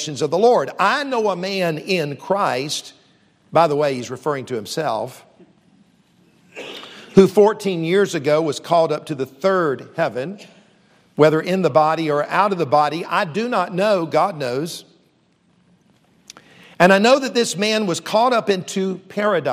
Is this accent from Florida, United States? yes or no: no; Columbia, South Carolina, United States; also born or lived in Charleston, South Carolina; I grew up here in South Carolina, Columbia, the capital city